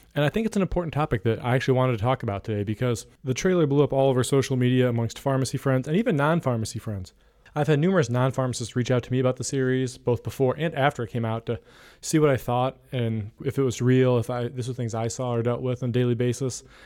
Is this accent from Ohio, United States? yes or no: yes; Ohio, United States; some of those more rural parts of my home state of Ohio